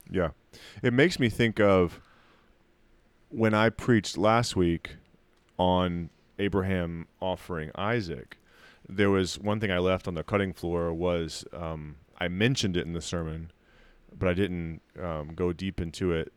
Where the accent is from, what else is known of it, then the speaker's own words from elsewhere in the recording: United States; you stand out as an American